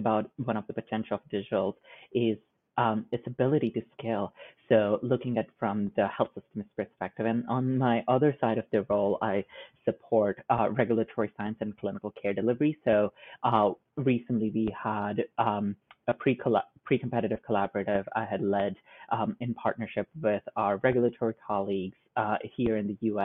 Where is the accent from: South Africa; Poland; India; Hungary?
India; moved away as an adult; now in United States; I grew up in India, which is a land of over 1.2 billion people.